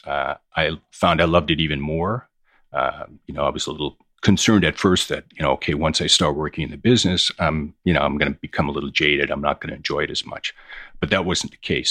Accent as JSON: {"language": "English", "town": "Hamilton", "region": "Ontario", "country": "Canada", "tie": "born or raised there", "also_born_or_lived": "Toronto", "moved": "as an adult", "lives_now": "New York, United States", "said": "I grew up in Hamilton, Ontario. I moved to New York in nineteen ninety."}